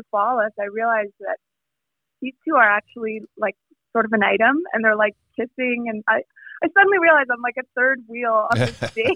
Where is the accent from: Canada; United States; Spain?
Canada; Calgary, Alberta; moved away as an adult; also born or lived in Vancouver; I grew up in Calgary, Alberta